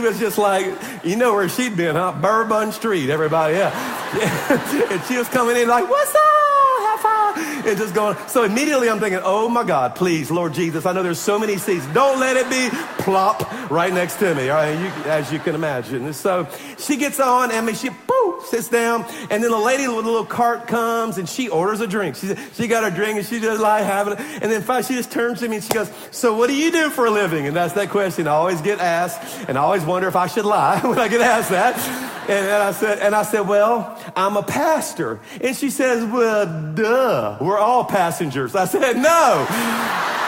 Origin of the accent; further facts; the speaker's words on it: Baton Rouge, Louisiana, United States; moved away; Baton Rouge, my hometown